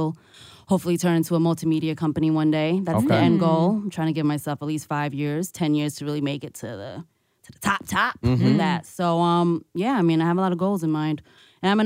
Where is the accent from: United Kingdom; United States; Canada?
United States; New York City, New York; I am a homegirl from Brooklyn.